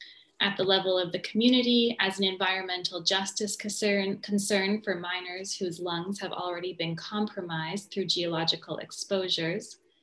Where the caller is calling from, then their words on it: New Jersey, United States; I'm joining today from New Jersey, from Rutgers University, which is situated on the traditional Lenape territory.